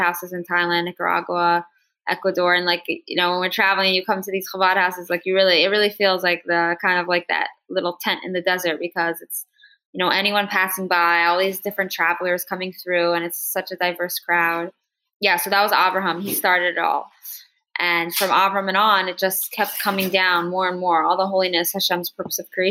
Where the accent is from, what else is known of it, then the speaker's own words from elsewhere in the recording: Newark, Delaware, United States; now in Crown Heights, United States; I grew up on campus in Newark, Delaware